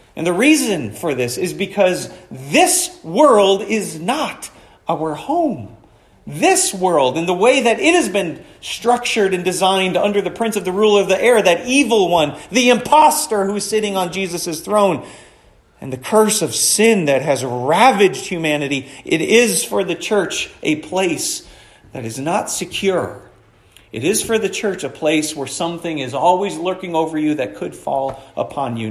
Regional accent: Florence, United States; I grew up in Florence

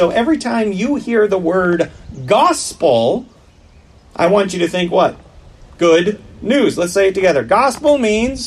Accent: Wisconsin, United States; I grew up in Wisconsin

